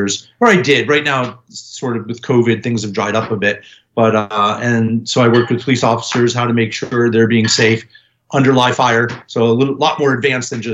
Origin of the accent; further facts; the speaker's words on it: New York City, New York, United States; I grew up in New York City